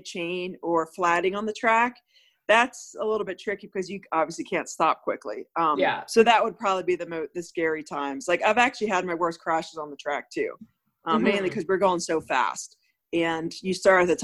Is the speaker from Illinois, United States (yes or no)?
no; Delaware, United States; I'm from Delaware